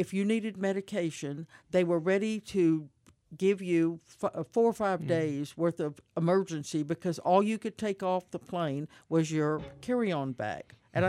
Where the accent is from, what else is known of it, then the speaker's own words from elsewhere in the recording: Houston, Texas, United States; It reminds me of the neighborhood I grew up in the Heights.